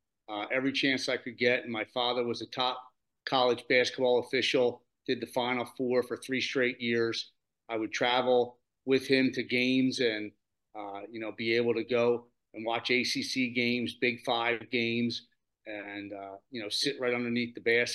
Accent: Delaware County, Pennsylvania, United States; I'm from Delaware County, Pennsylvania

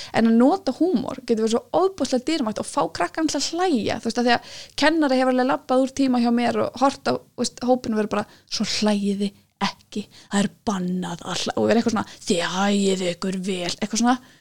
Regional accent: Iceland; ég er frá Íslandi

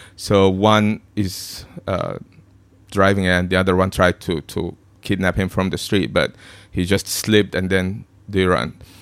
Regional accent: Egypt; moved away as an adult; now in Hong Kong; I've been born and raised in Egypt

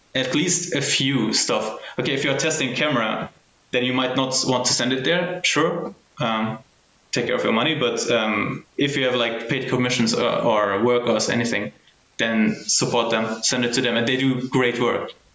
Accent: Germany; I was born and raised in Germany

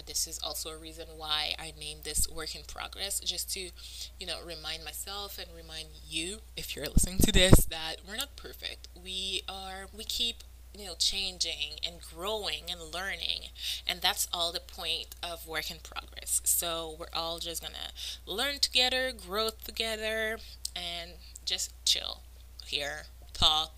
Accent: Montreal, Quebec, Canada; first language French; English is a second language; I'm from Montreal, which means I'm French-Canadian, which means French is my first language

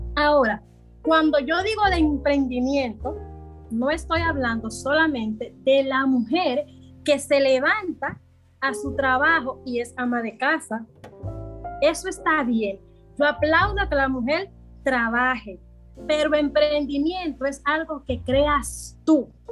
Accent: Santo Domingo Este, Distrito Nacional, Dominican Republic; yo soy de aquí mismo de Santo Domingo Este, yo nací en Isabelita, me crié allá mismo también

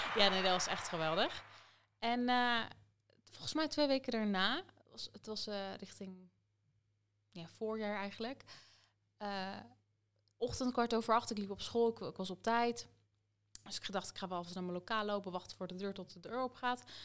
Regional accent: Soest, Utrecht, Netherlands; ik woon hier nog steeds, mijn hele leven lang

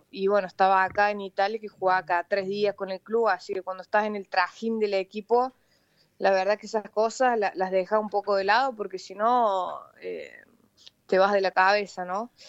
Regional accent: Córdoba, Argentina; accent: Cordoban; y tonada de cordobesa que tengo, eh, siempre antes del partido escucho hip hop.

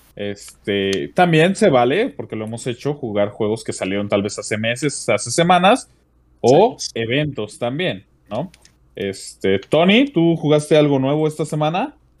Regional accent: Mexico; como mexicano uno siente, les digo, yo, yo siento bonito de ver mi país representado de buena manera

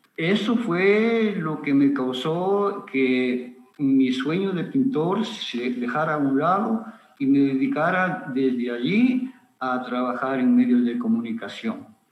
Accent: Ambato, Tungurahua, Ecuador; moved away as an adult; also born or lived in Guayaquil; nací aquí en Ambato en 1956.

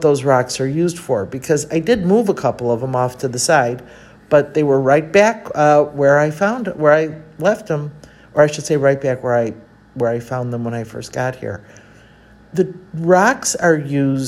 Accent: Chicago, Illinois, United States; moved away as an adult; also born or lived in Mexico City; I am from Chicago and know I've never lived anywhere else than Chicago

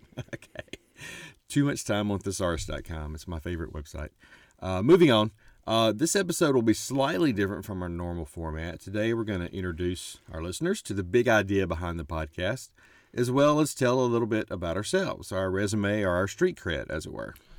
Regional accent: Mississippi, United States; moved away as an adult; also born or lived in Texas / western North Carolina / Middle East; I moved quickly to start, well, a college town here in Mississippi, uh, literally a few weeks later after birth, and stayed here through the time I finished at the rival college up the road

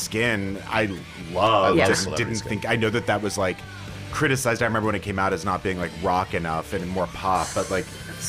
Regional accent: Texas, United States; 10 or 11 growing up in Texas

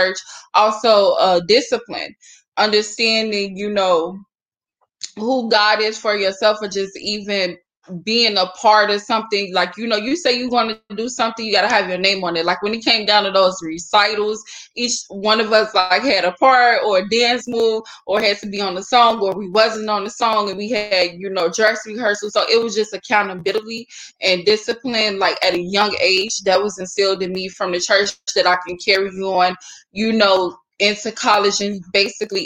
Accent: Chicago, Illinois, United States; I was born and raised like in Starlight St. James Missionary Baptist Church on the south side of Chicago.

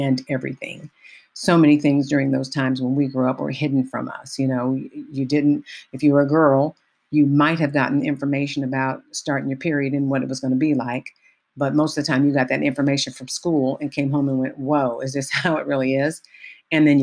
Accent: Richmond, California, United States; I grew up in the Bay Area in Richmond, a little town called Richmond, California

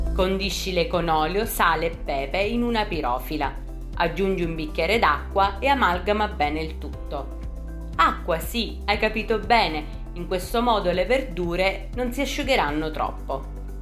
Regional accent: Sicily, Italy; sono siciliana

